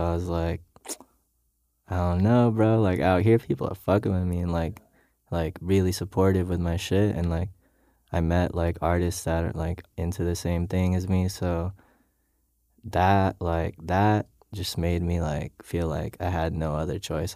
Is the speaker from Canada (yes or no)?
no; Philippines; moved away as an adult; now in Los Angeles, United States